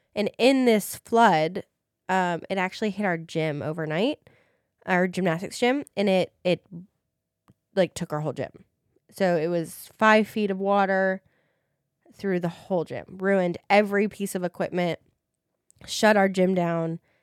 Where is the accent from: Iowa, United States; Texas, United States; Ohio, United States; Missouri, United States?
Iowa, United States; Des Moines; I am from Des Moines, Iowa